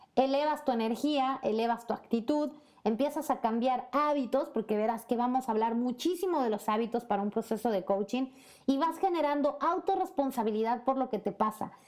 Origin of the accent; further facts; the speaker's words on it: Puebla, Mexico; moved away as an adult; en México, en Puebla, mi ciudad natal, y por supuesto también como mexicana que se arriesgó, que se aventuró a vivir en otro país donde hay otro idioma